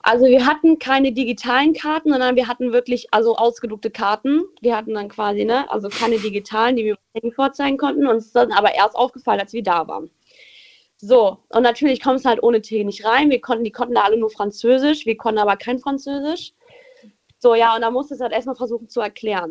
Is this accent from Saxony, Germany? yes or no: no; Rommerskirchen, North Rhine-Westphalia, Germany; ich komme aus Rommerskirchen.